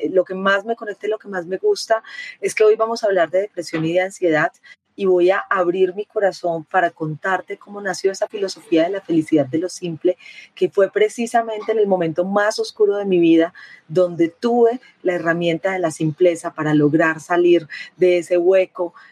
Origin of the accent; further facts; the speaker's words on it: Peru; now in Medellín, Colombia; soy una periodista peruana, colombiana, que vive en Medellín